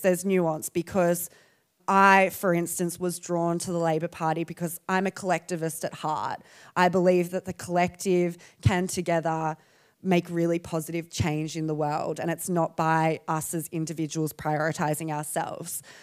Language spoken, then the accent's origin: English; Perth, Western Australia, Australia; I'm from Perth